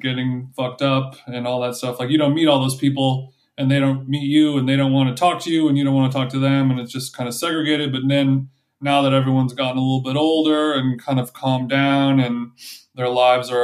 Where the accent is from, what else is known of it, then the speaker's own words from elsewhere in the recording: Huntington Beach, California, United States; I'm from Huntington Beach